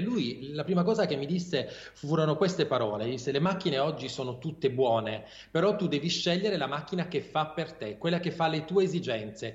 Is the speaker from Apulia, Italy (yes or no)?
yes; Taranto, Apulia, Italy; moved away as an adult; now in Bari, Italy; io sono originario di Taranto, sono pugliese ovviamente, però da anni vivo a Bari